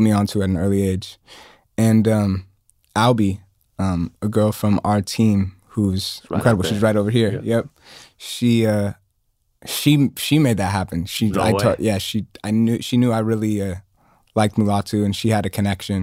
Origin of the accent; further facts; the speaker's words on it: Atlanta, Georgia, United States; growing up in Atlanta and like being first generation African